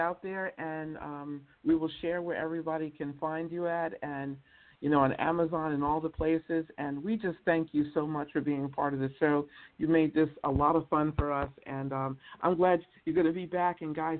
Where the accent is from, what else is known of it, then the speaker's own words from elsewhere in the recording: the South, United States; I come from the South, too.